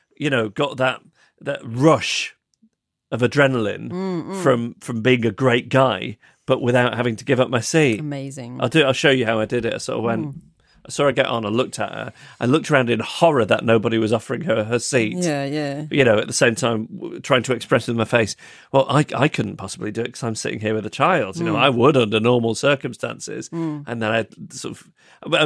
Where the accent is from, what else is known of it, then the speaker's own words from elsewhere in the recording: Macclesfield, North West England, United Kingdom; now in London, United Kingdom; my hometown of Macclesfield